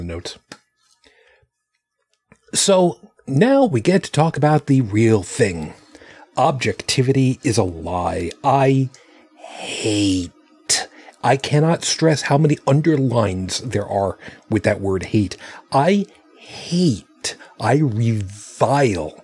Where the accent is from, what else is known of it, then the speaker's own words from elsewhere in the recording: Long Island, New York, United States; when I was growing up on Long Island